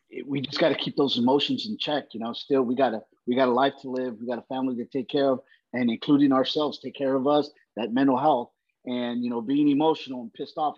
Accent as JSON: {"language": "English", "town": "Brawley", "region": "California", "country": "United States", "tie": "born or raised there", "also_born_or_lived": "Uvalde, Texas", "said": "so we moved to Southern California, a little uh, uh farm town uh, in Brawley, California."}